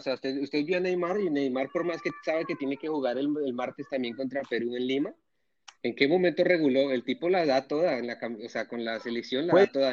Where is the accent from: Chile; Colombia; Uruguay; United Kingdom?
Colombia; todos somos colombianos